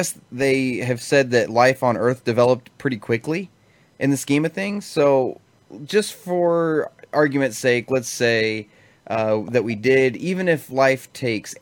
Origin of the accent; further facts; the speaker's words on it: United States; I'm American